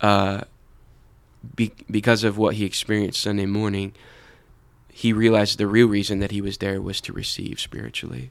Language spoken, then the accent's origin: English; United States; we, as American Christians